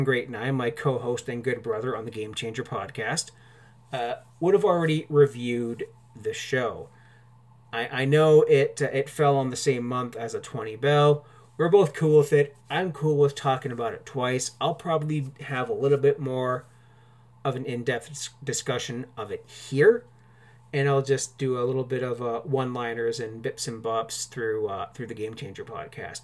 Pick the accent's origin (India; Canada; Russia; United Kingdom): Canada; I'm Canadian